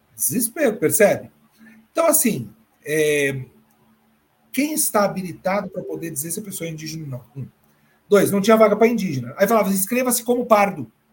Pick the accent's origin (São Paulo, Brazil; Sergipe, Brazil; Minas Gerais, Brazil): São Paulo, Brazil; Retorno a São Paulo, minha terra natal